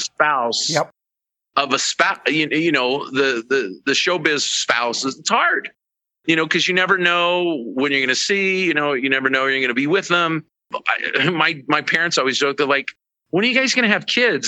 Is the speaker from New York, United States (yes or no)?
no; Ogden, Utah, United States; And that's where I'm also from. I'm also from Ogden, Utah